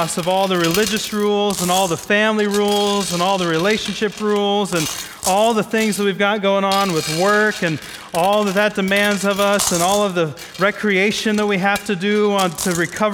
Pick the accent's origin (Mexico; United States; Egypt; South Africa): United States; Midwest; I grew up in the Midwest